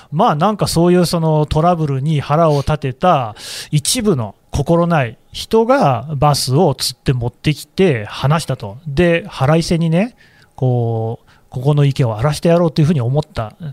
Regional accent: Nagoya, Aichi, Japan; 私あの、ね、名古屋出身なもん

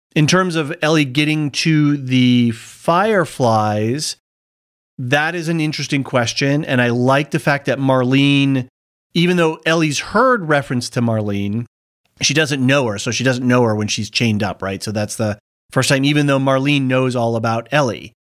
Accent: United States; also born or lived in Sydney, Australia; as an American

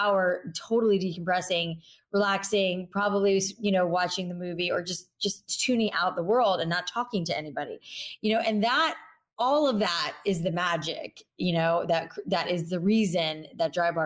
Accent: South Florida, United States; I grew up in South Florida

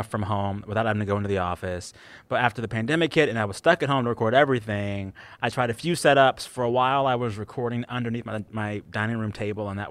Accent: Seguin, Texas, United States; also born or lived in San Antonio, Texas; I'm from San Antonio, the Superior Texas city. Well, Seguin, Texas, to be exact, but I claim San Antonio

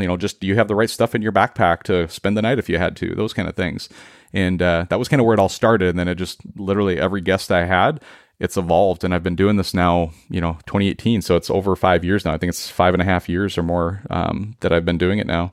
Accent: central Minnesota, United States; moved away as an adult; now in Seattle, United States; we all collectively were born and raised in Minnesota, and we made the transition out to Seattle in two thousand twelve

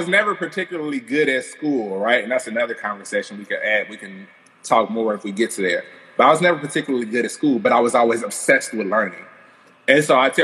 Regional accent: Gary, Indiana, United States; I'm from Gary, Indiana. I grew up with a particular existence

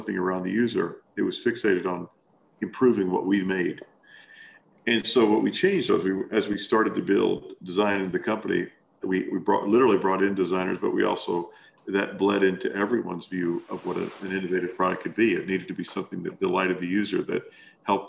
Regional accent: Kentucky, United States; moved away as an adult; also born or lived in Arkansas; I grew up in Kentucky

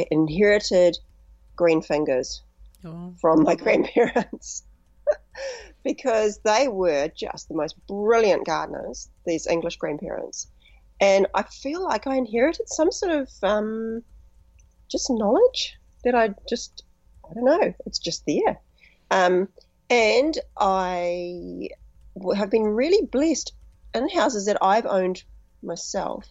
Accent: Whanganui, Manawatū-Whanganui, New Zealand; moved away; also born or lived in lower North Island; My parents moved from the lower part of the North Island up to a new subdivision in Whanganui

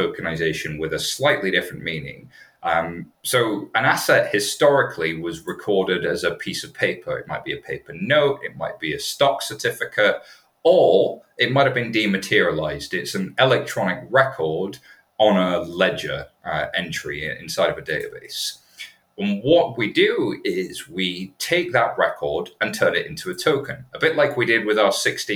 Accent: United Kingdom; I'm British

